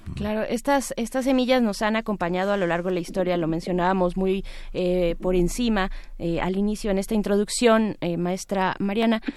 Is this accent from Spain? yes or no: no; Mexico; como mexicanos y mexicanas